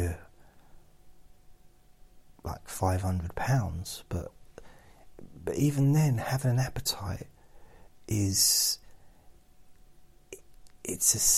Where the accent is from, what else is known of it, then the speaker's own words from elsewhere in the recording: England, United Kingdom; we're English